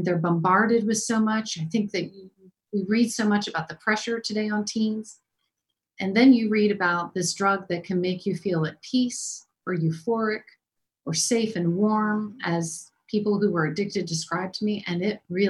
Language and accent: English; Maryland, United States; I'm from Maryland